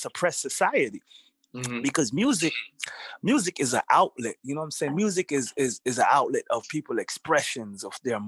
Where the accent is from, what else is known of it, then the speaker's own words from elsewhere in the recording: New York City, New York, United States; also born or lived in Kingston, Jamaica / the South (US); I'm Jamaican. I was born in Jamaica, mm-hmm. and I grew up in Brooklyn, New York